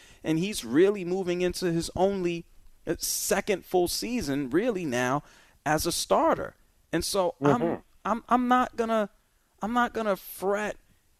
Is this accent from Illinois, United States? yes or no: no; New York, United States; also born or lived in Philadelphia; now in Atlanta, United States; I'm in Atlanta, man, okay? I'm from New York.